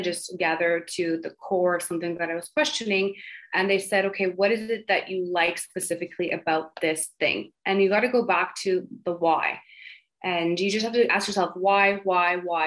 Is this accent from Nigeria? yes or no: no; Montreal, Quebec, Canada; I grew up in the suburbs of Montreal called the West Island